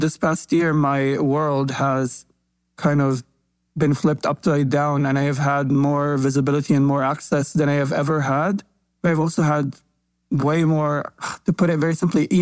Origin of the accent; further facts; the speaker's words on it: Palestine; I grew up in Palestine